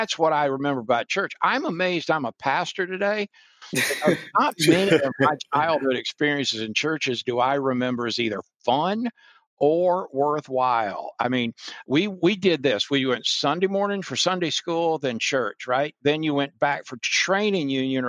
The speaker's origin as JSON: {"language": "English", "town": "North Kingstown", "region": "Rhode Island", "country": "United States", "tie": "born or raised there", "also_born_or_lived": "Daytona Beach, Florida", "moved": "yes", "said": "But as an infant, my parents moved us to Rhode Island."}